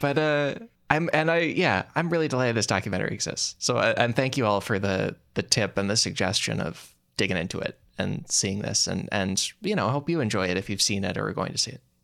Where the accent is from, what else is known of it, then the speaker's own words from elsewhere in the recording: outside Chicago, Illinois, United States; growing up outside Chicago